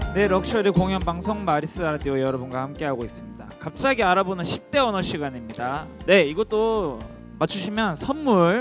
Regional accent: Sokcho, Gangwon, South Korea; 제가 강원도 속초 사람이라

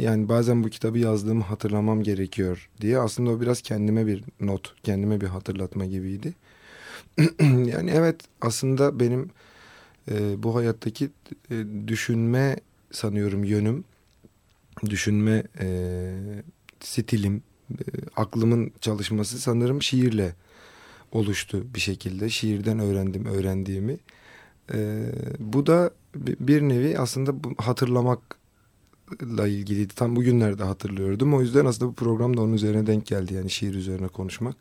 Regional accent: Kızıltepe, Mardin, Turkey; moved away as an adult; also born or lived in Istanbul / Ankara; on dokuz sene Kızıltepe'de yaşadım memleketimde.

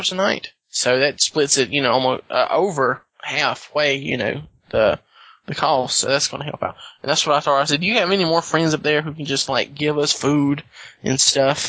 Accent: the South, Southern United States, United States; accent: southern; I start losing my southern accent

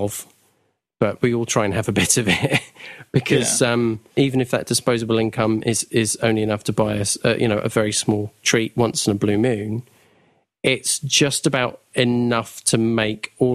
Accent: United Kingdom; we're British

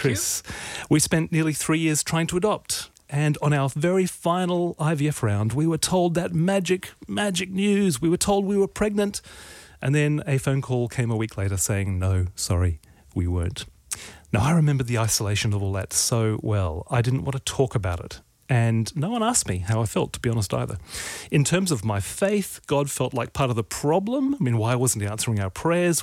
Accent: Australia; I'm Australian male

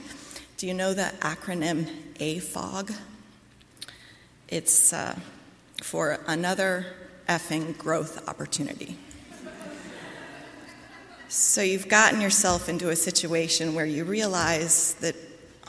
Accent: Midwest, United States; now in Brooklyn, United States; I grew up in the Midwest

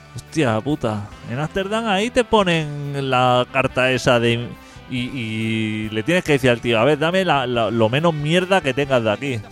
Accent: Catalonia, Spain; a los catalanes nos duele mucho

